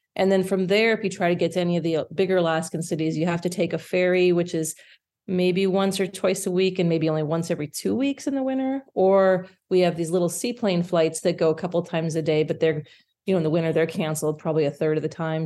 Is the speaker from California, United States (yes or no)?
no; Indiana, United States; moved away as an adult; also born or lived in Michigan; now in Yukon, Canada; I'm, I'm originally from Indiana.